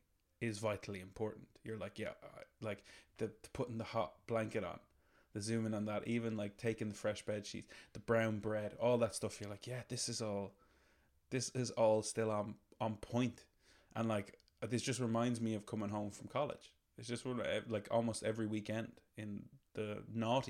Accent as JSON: {"language": "English", "country": "Ireland", "said": "For us as Irish people"}